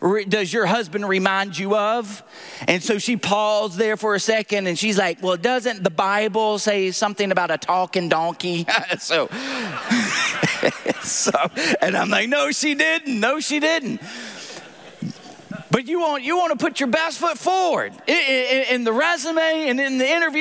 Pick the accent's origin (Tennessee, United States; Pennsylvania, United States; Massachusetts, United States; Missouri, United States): Tennessee, United States; accent: southern; moved away; I'm from Tennessee.